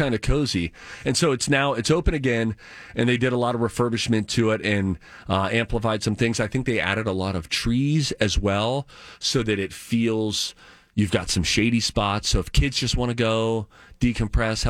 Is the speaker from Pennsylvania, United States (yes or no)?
yes; Pittsburgh, Pennsylvania, United States; Kennywood, the amusement park that I grew up near in Pittsburgh, Pennsylvania